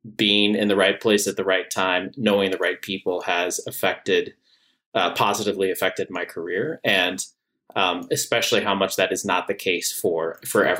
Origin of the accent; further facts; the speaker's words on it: San Antonio, Texas, United States; moved away as an adult; also born or lived in Washington, D.C.; one of my good friends that I grew up with in San Antonio, Texas